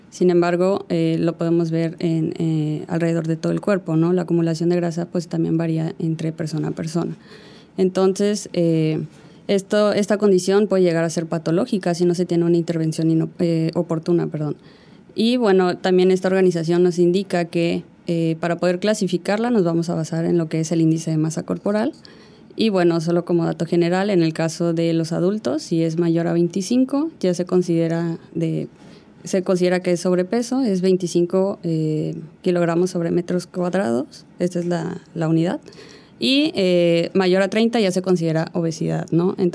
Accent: Yucatán, Mexico; Claro, mira, yo en realidad soy yucateca, aunque no tenga el acento. Eh, no crecí aquí, pero bueno, eh, regresé para la universidad.

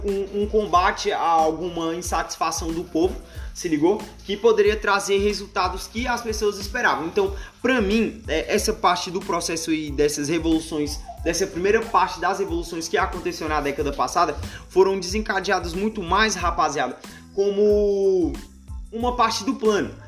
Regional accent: Brazil; nós brasileiros

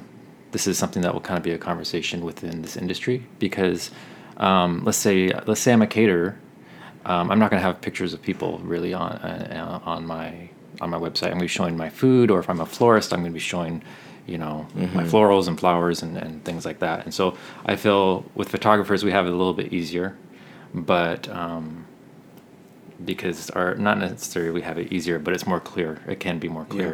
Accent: Tacoma, Washington, United States; I am from Tacoma, Washington

